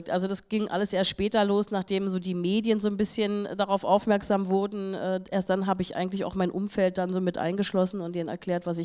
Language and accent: German; Berlin, Germany; Da habe ich äh, als Berliner äh, jemand gesucht, der sowas macht.